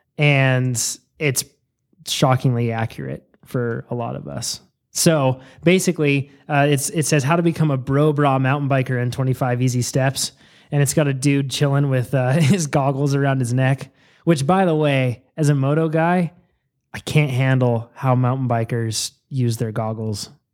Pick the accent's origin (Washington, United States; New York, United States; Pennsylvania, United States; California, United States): California, United States; Yolo County; I was born in Yolo County